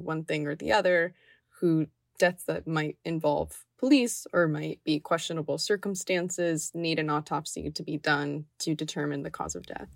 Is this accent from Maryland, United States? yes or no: no; Miami, Florida, United States; growing up in Miami